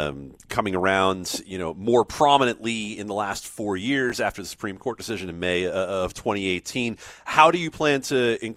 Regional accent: East Coast, United States; now in Las Vegas, United States; I'm from the East Coast originally

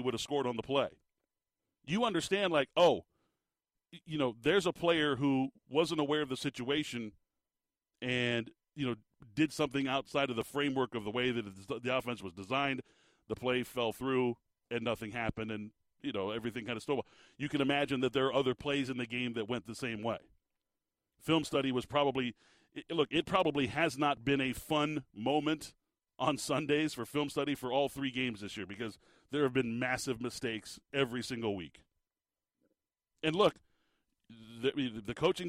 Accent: Tucson, Arizona, United States; I was born in Tucson, listening to the games, sitting on the hearth next to my grandfather on the radio

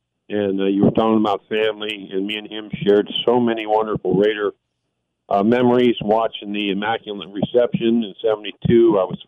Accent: Bay Area, California, United States; now in Hawaii, United States; We're from the Bay Area originally. Of course, I live in Hawaii.

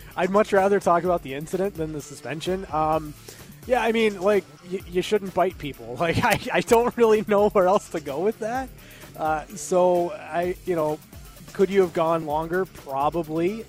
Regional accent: United States; as an American

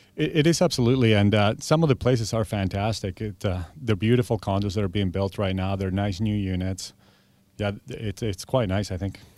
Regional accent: Argentina; now in Victoria, Canada; I've been here twenty-three years, but I'm originally from Argentina.

